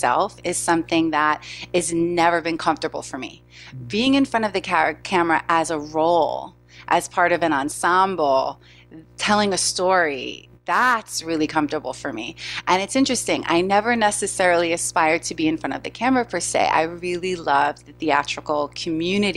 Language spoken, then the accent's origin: English; New York City, New York, United States; born and raised in New York City